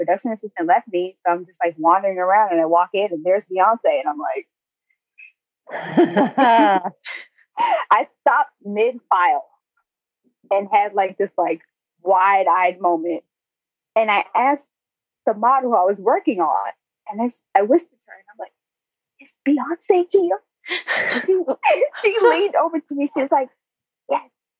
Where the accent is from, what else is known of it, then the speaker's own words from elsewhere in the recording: Newport News, Virginia, United States; now in Los Angeles, United States; Newport News